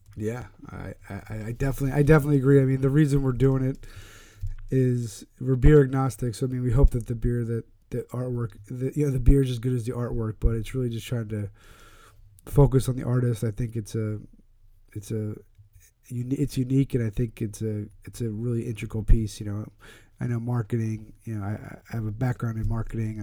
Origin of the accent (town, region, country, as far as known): Pennsylvania, United States; now in Connecticut, United States